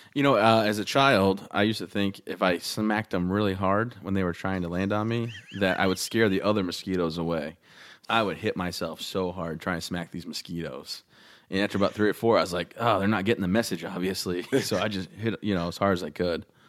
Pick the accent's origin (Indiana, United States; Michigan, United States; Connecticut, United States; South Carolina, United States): Michigan, United States; also born or lived in Texas; now in Maine, United States; I'm from Michigan